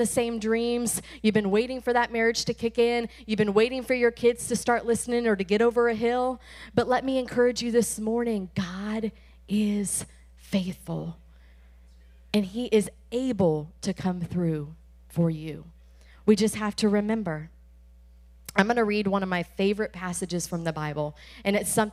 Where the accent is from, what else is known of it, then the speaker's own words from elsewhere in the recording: Tampa, Florida, United States; We are from Tampa Bay